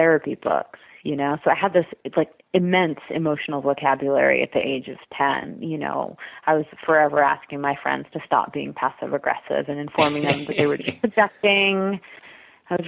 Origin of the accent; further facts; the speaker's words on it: Cape Cod, Massachusetts, United States; moved away; I was raised on Cape Cod, which is a really beautiful, magical place that I totally didn't appreciate until I left it